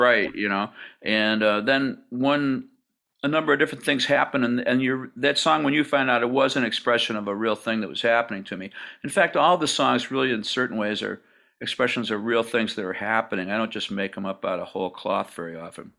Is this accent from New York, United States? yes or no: yes; Hamburg, New York, United States; I grew up in Buffalo, south of Buffalo, in a place called Hamburg, New York